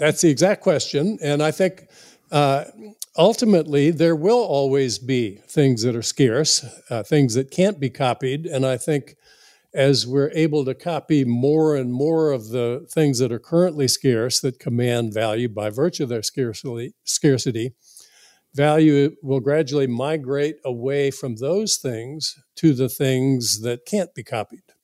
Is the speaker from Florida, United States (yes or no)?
yes; South Florida, United States; a young boy growing up in South Florida